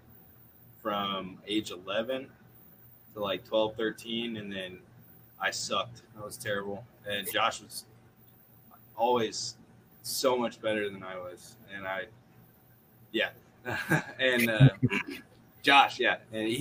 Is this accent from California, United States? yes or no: no; Cape Girardeau, Missouri, United States; Us three, though, we grew up in Cape Girardeau, Missouri